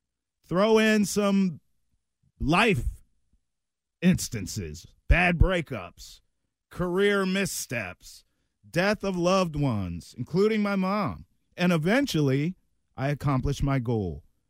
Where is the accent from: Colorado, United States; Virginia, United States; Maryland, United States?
Maryland, United States; So I grew up in a small town in Maryland where I was basically an hour and a half from both big cities, Baltimore and Washington, D.C.